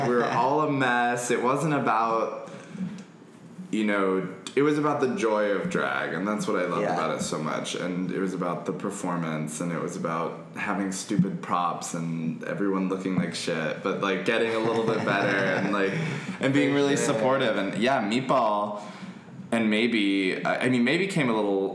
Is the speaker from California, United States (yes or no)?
yes; Redlands, California, United States; now in Los Angeles, United States; I was born in Redlands, which is a small town just south of here